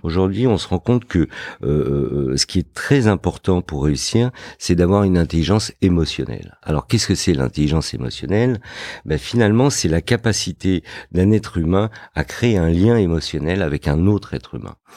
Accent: Fontenay-sous-Bois, Île-de-France, France; also born or lived in Morocco; je suis né au Maroc. Euh, j'ai grandi euh, dans une banlieue dans le 94 qui s'appelle Fontenay-sous-Bois

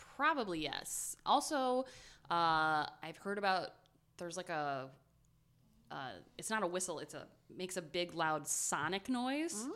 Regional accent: Ohio, United States; We're from Ohio

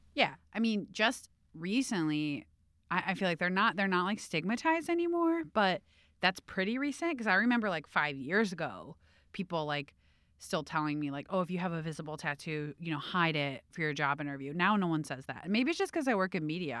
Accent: Cleveland, Ohio, United States; I grew up in Cleveland

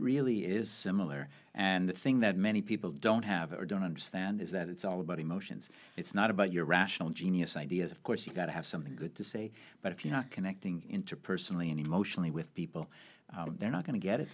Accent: Montreal, Quebec, Canada; I grew up in Canada, in Montreal

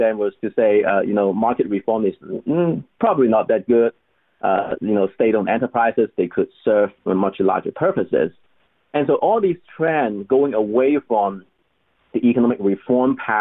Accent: China; moved away as an adult; also born or lived in Hong Kong; I was born and raised in China until I finished college.

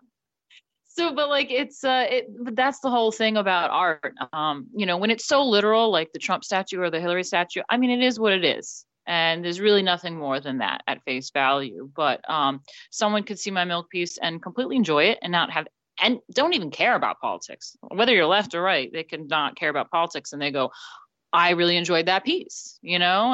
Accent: New York City, New York, United States; moved away as an adult; now in England; I am from New York, born and raised, my family's there

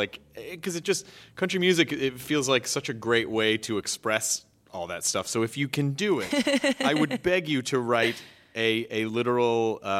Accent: the South, United States; Because I'm from the South. I already told you that.

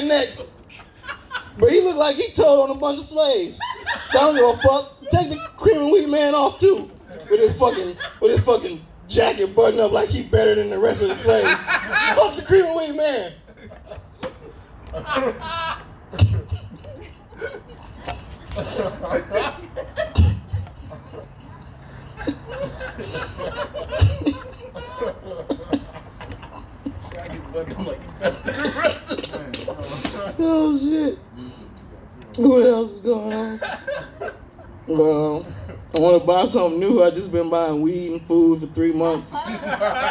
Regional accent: Cleveland, Ohio, United States; I'm from Cleveland

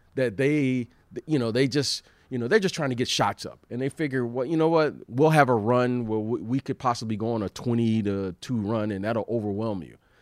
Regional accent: Detroit, Michigan, United States; my hometown in Detroit

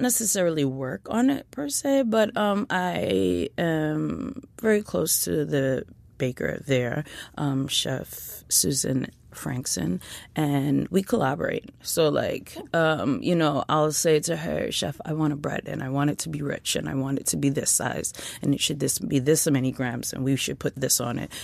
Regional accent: New York City, New York, United States; I grew up in East Flatbush, Brooklyn

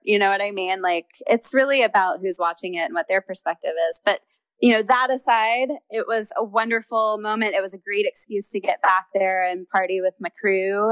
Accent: Houston, Texas, United States; moved away as an adult; also born or lived in Los Angeles; I grew up in Houston

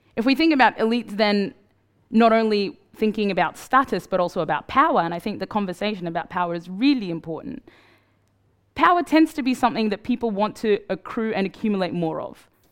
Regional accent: Australia; moved away; also born or lived in Sudan; I grew up in Australia

